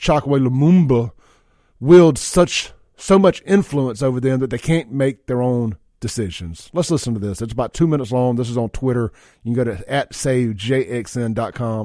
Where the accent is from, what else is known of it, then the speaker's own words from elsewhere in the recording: Brandon, Mississippi, United States; my hometown